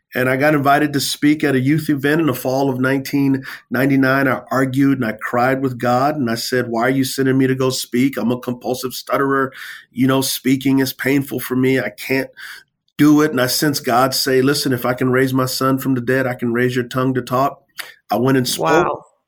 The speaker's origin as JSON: {"language": "English", "town": "San Antonio", "region": "Texas", "country": "United States", "tie": "born or raised there", "said": "I come from San Antonio, Texas. Uh, I grew up in the hood."}